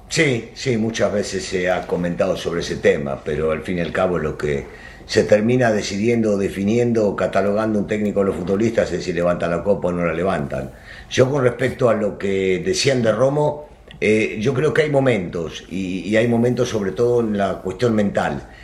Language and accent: Spanish; Argentina; soy americanista y argentino